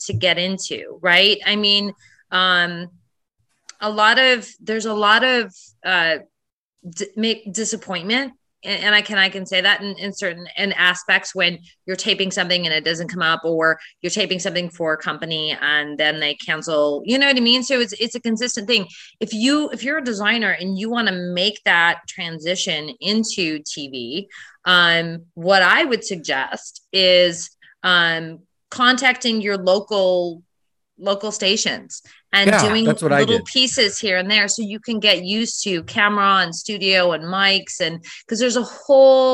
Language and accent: English; Michigan, United States; I did a series in my hometown. It was a 10,000 square foot renovation in Michigan.